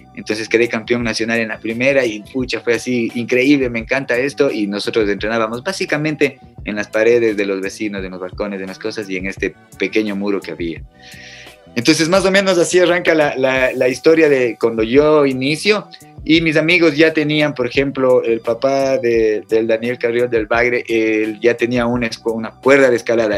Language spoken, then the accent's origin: Spanish; Cuenca, Azuay, Ecuador; moved away; soy de Cuenca, nací en Cuenca y viví gran parte de mi vida allá.